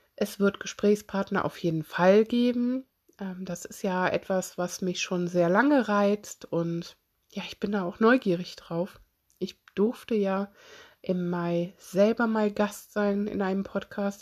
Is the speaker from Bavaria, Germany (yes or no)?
no; Solingen, North Rhine-Westphalia, Germany; ich komme selber aus Solingen.